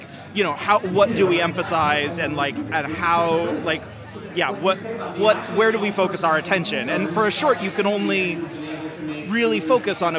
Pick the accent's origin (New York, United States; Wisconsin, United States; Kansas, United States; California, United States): New York, United States; moved away as an adult; now in Los Angeles, United States; I grew up in New York. I just moved to Los Angeles about 3 years ago.